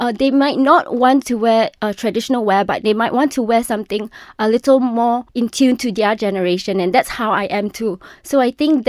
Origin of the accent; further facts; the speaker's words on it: Malaysia; my identity as a Malaysian, as a child of the tropics.